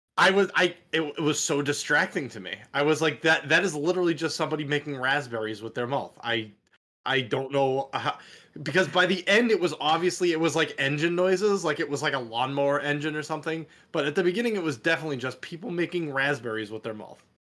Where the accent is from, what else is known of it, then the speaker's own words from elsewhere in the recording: United States; as an American